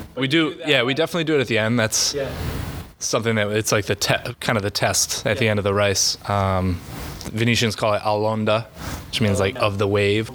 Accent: North Kingstown, Rhode Island, United States; I grew up in Rhode Island, North Kingstown

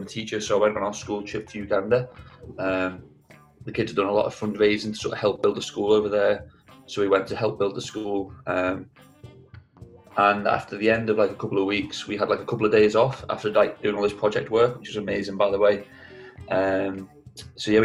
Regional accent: the Wirral, North West England, United Kingdom; moved away as an adult; now in Leeds, United Kingdom; I'm from the Wirral

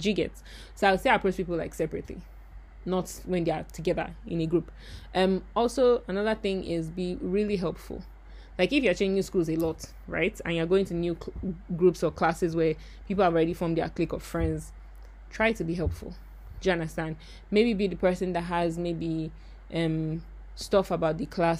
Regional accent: Nigeria; moved away as an adult; also born or lived in Ghana; I'm Nigerian

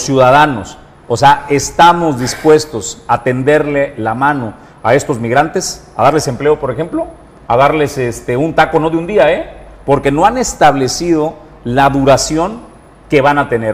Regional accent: Colima, Mexico; para los nativos, para los que somos oriundos de Colima

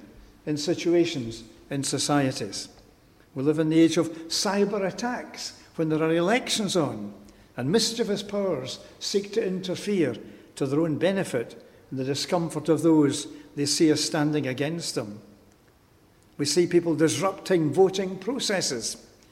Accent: Glasgow, Scotland, United Kingdom; I'm a Glaswegian. I belong to Glasgow.

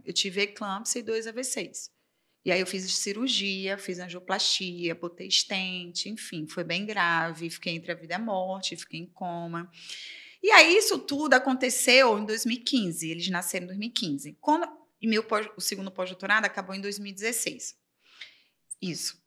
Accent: Aracaju, Sergipe, Brazil; moved away as an adult; now in Rio de Janeiro, Brazil; eu sou de Aracaju, Sergipe

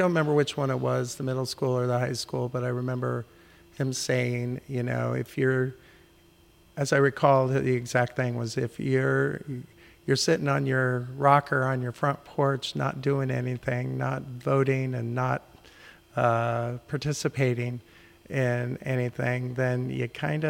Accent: Rapid City, South Dakota, United States; born there; also born or lived in Guam; Well, I was born on Ellsworth Air Force Base outside Rapid City, South Dakota. And that's where my father had met my mother.

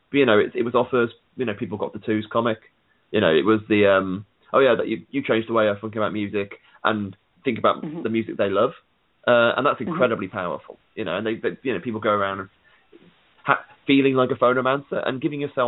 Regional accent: United Kingdom; I'm a British guy

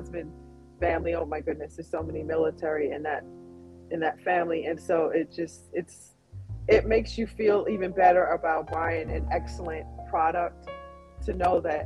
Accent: Long Island, New York, United States; we grew up in, drum roll, Long Island

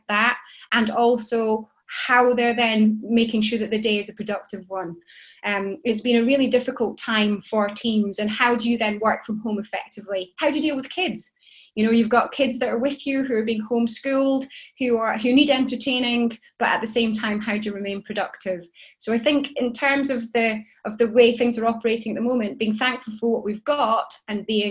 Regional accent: Shetland Isles, Scotland, United Kingdom; I grew up in Shetland, in the Shetland Isles, with 30,000 white people and me

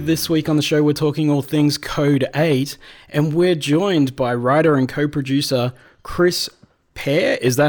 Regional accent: Australia; Well, we're Australian

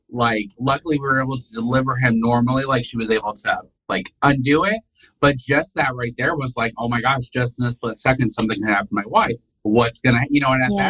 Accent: Rensselaer, Indiana, United States; moved away as an adult; now in Alabama, United States; I was from Rensselaer, Indiana

